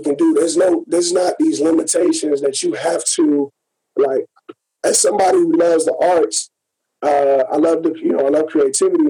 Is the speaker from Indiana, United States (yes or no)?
yes; Gary, Indiana, United States; moved away; also born or lived in San Diego / San Jose; coming up, like I said, from Gary, Indiana